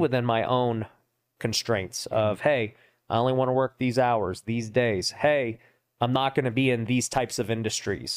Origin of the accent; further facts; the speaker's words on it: Las Vegas, Nevada, United States; I was born and raised out here in Vegas where we're